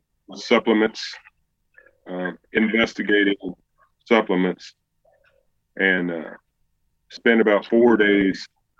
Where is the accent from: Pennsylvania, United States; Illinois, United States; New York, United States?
Illinois, United States; now in Arkansas, United States; I'm from Illinois originally. I was a landscaper for years, and now I own a real estate company.